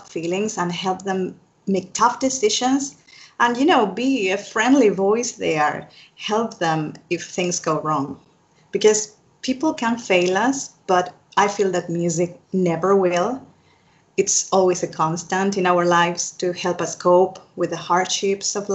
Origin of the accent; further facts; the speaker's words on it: Argentina; I am from Argentina here in South America